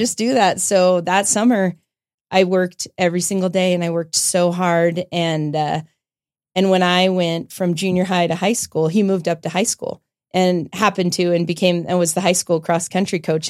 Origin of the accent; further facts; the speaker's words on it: Longmont, Colorado, United States; also born or lived in Loveland, Colorado; grew up in Longmont, Colorado